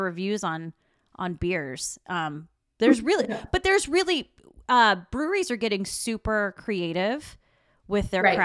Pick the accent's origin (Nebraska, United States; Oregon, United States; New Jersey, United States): Oregon, United States; I'm from Oregon, so we are super snobs of coffee and beer and wine